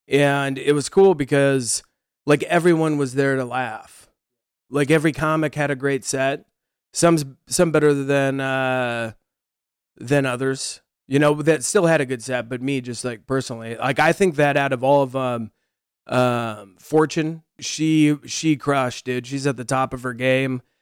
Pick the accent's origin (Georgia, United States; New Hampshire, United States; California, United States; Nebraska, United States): Nebraska, United States; moved away as an adult; also born or lived in Los Angeles, United States; we're from Nebraska